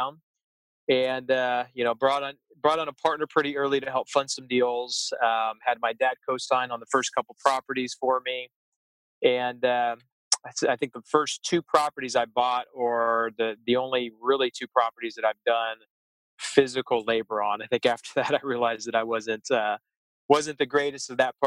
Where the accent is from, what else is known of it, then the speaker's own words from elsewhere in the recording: Wichita, Kansas, United States; moved away as an adult; now in San Diego, United States; I was born and raised there.